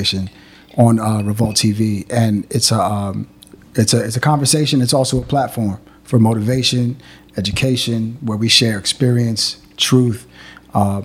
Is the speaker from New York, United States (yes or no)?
yes; Long Island, New York, United States; I'm from Long Island